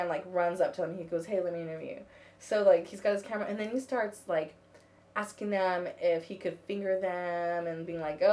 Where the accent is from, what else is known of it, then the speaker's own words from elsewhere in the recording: United States; I'm from America.